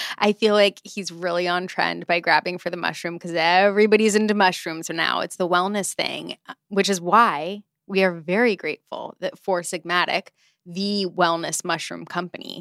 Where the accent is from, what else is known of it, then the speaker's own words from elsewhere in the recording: United States; As an American